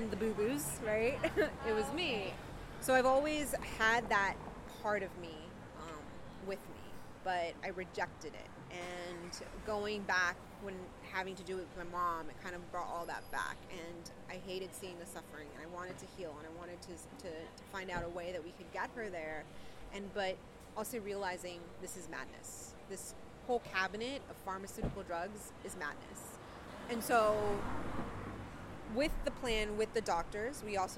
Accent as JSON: {"language": "English", "region": "California", "country": "United States", "tie": "born or raised there", "moved": "yes", "lives_now": "Pennsylvania, United States", "said": "I grew up mostly in California."}